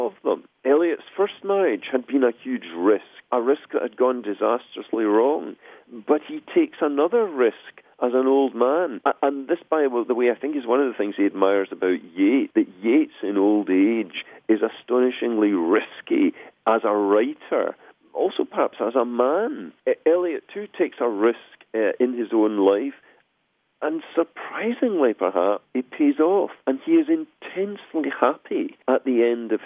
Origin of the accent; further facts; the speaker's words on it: Glasgow, Scotland, United Kingdom; moved away; I come from Glasgow originally in the west of Scotland